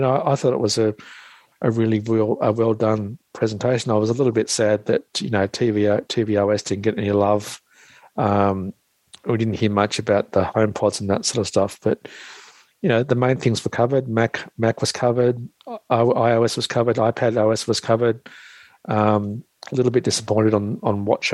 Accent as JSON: {"language": "English", "country": "Australia", "said": "I'm the Aussie blow-in from Australia"}